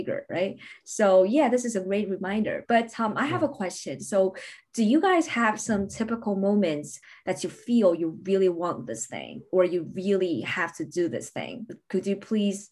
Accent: Beijing, China; moved away as an adult; also born or lived in Newcastle, United Kingdom / London, United Kingdom; I relocated to Beijing, which means basically my hometown

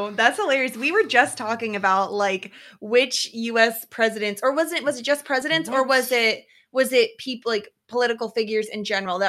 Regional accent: United States; We're Americans.

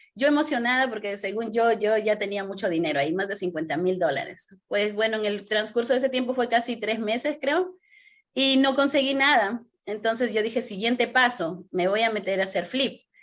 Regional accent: Peru; moved away as an adult; soy de Perú

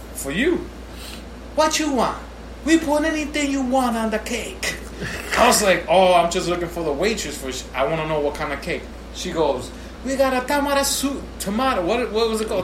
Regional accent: New York City, New York, United States; me as a New Yorker for life

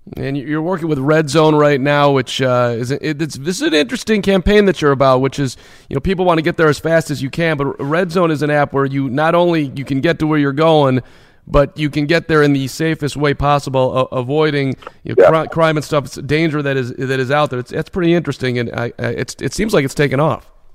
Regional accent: Chicago, Illinois, United States; I was 11 years old in in 1984, growing up in Chicago

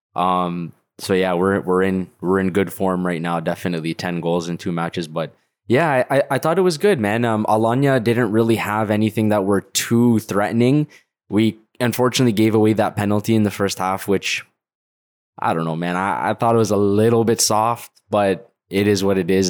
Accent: Canada; I'm Canadian

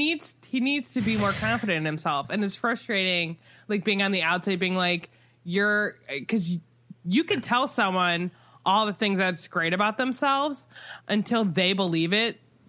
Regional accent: Cleveland, Ohio, United States; I'm from Cleveland.

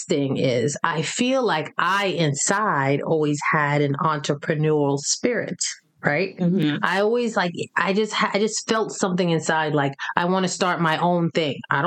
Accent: New York, United States; growing up in New York

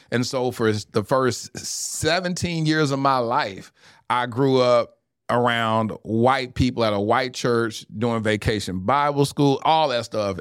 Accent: Mesquite, Texas, United States; I grew up in the Assemblies of God. only black family in an all-white church in Mesquite, Texas

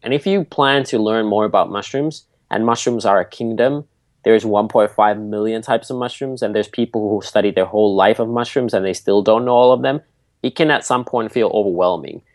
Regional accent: Nokia, Pirkanmaa, Finland; So I grew up in Finland at our family farm.

